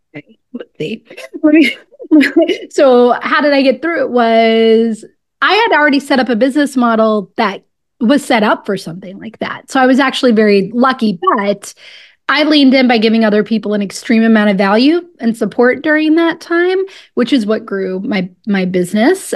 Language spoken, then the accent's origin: English; Pensacola, Florida, United States; moved away; also born or lived in Washington, District of Columbia, United States; I'm originally from Pensacola, Florida